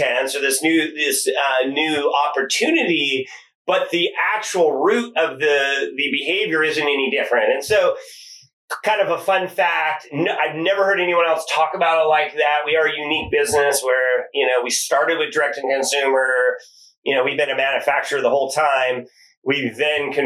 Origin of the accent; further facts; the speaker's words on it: Silicon Valley, California, United States; We're from Silicon Valley